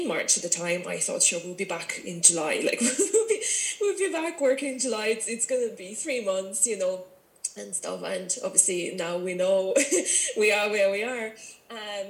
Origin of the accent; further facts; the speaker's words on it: Russia; moved away as an adult; also born or lived in Ireland / London; now in Virginia, Ireland; I'm originally from Russia.